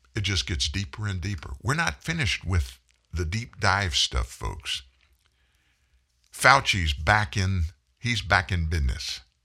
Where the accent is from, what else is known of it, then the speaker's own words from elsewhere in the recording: United States; I'm, I'm an American